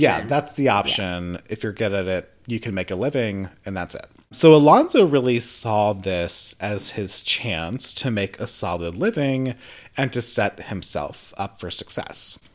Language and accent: English; the South, United States; I'm from the South. Southern born, Southern bred